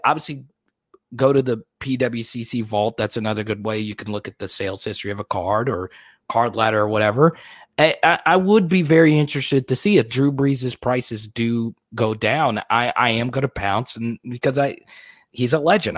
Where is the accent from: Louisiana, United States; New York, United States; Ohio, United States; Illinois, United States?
Louisiana, United States; my home state of Louisiana